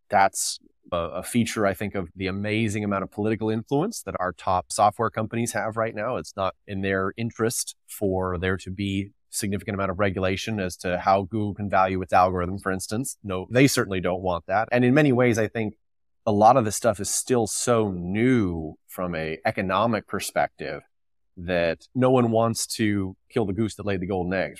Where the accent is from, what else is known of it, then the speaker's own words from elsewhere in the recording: California, United States; I grew up in the People's Republic of California, and my family were fourth generation dairy farmers